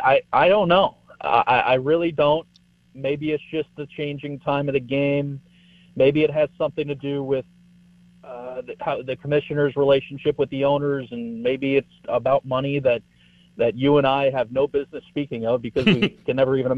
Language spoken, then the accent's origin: English; Chicago, Illinois, United States; We're from Chicago, obviously, so when they go home, they can watch us.